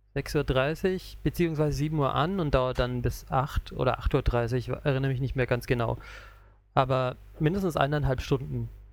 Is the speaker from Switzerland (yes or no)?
no; Southern Germany, Germany; now in Japan; ich bin aus Süddeutschland, ich sag Krapfen